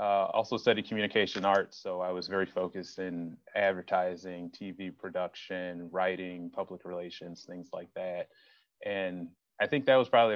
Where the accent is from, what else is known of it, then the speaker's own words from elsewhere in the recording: Chicago, Illinois, United States; I grew up in the South Suburbs of Chicago.